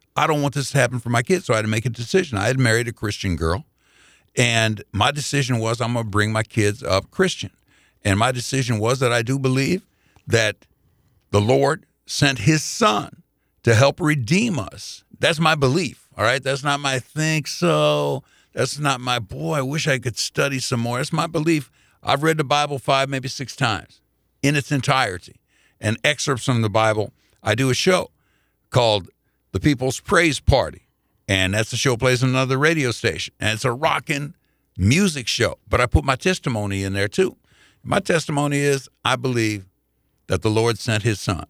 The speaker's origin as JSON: {"language": "English", "town": "Indianapolis", "region": "Indiana", "country": "United States", "tie": "born or raised there", "said": "I grew up in the Jewish community 'cause mom and pop worked real hard to get me that membership at the Jewish Community Center in Indianapolis."}